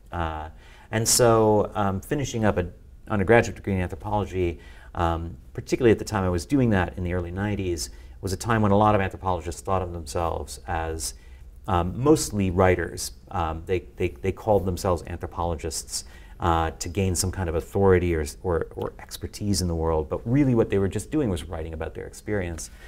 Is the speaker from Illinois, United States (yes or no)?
yes; just outside of Chicago, Illinois, United States; I grew up just outside of Chicago